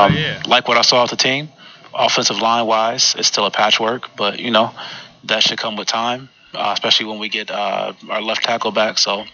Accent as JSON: {"language": "English", "town": "Romeo", "region": "Michigan", "country": "United States", "said": "I'm from Detroit, but I'm really not because I'm from Romeo, Michigan"}